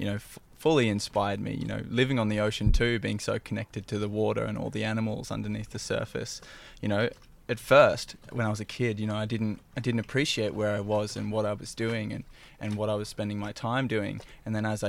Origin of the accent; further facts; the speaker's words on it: Byron Shire, New South Wales, Australia; also born or lived in Suffolk; I grew up in the Byron Shire, you know, born in Suffolk, and spent, you know, all my childhood bouncing around the Shire from house to house